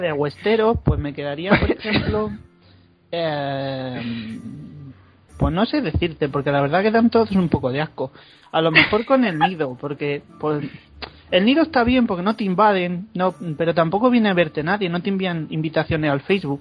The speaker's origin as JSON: {"language": "Spanish", "town": "Segovia", "region": "Castile and León", "country": "Spain", "said": "Yo soy de Segovia o estoy viviendo en Segovia"}